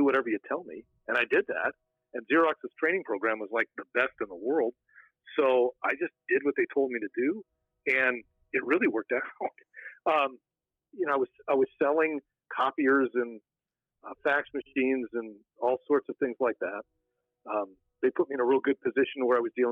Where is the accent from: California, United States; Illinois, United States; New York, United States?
California, United States; Big Bear Lake; now in Phoenix, United States; I grew up in Big Bear Lake